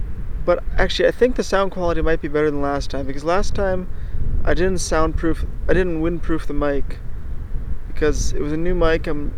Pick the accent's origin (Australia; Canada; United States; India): Australia; I'm just an Aussie.